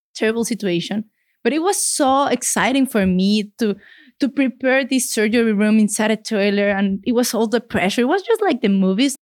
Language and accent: English; Mexico City, Mexico; English is a second language; moved away as an adult; now in Canada; I am from Mexico City. I'm a city girl. My family is from the northern part of the country, from Chihuahua, but all my life, I've been lucky enough to live in the same spot in Mexico City